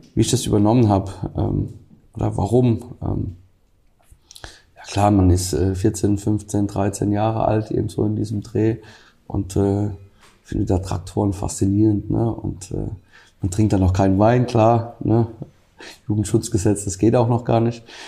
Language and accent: German; Rhineland-Palatinate, Germany